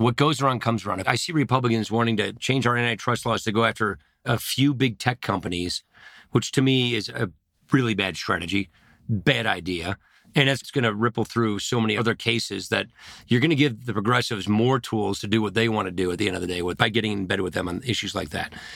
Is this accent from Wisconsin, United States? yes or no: yes; Janesville, Wisconsin, United States; I come from Janesville, Wisconsin.